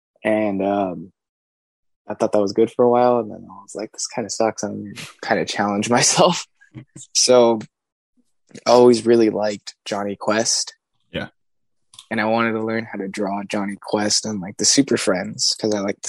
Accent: Los Angeles, California, United States; I'm an artist from Los Angeles.

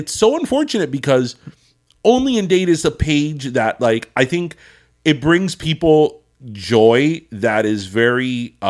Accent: Miami, Florida, United States; And I was born and raised in Miami.

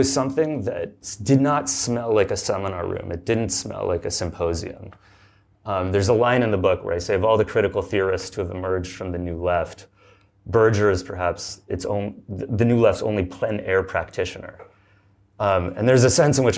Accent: Southern California, United States; also born or lived in Berkeley, California; I grew up in Southern California

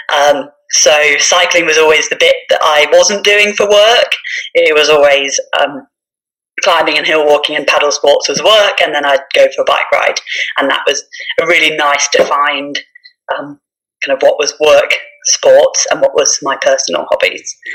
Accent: Norwich, East of England, United Kingdom; now in Lake District, United Kingdom; I was born and brought up in Norfolk, Norwich, so flatlands of east of England

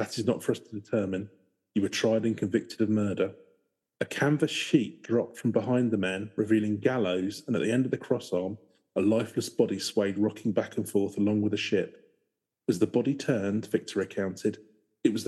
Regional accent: England, United Kingdom; I'm English

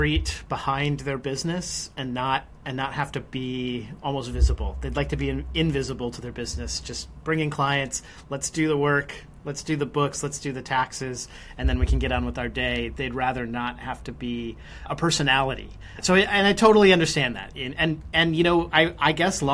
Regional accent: United States; us Americans

